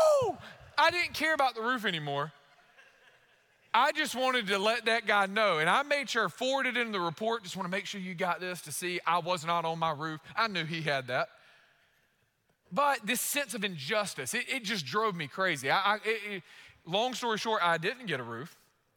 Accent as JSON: {"language": "English", "country": "United States", "said": "we're American. We're Americans"}